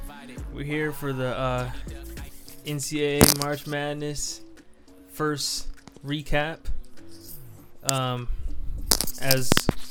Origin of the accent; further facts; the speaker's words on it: Florida, United States; Florida is my home state